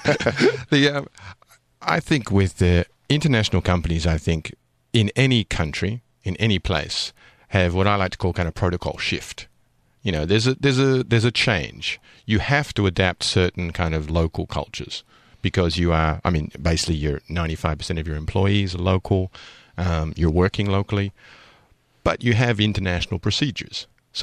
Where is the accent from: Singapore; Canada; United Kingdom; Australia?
Australia; accent: slightly Australian; I mean, my accent is slightly Australian, but I have a British passport.